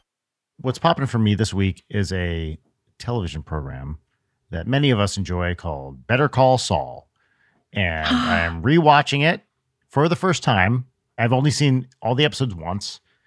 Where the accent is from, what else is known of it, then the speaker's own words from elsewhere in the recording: Los Angeles, California, United States; I'm from Los Angeles, California.